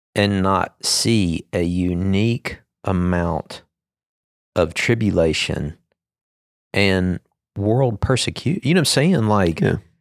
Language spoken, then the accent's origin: English; United States; me being an American citizen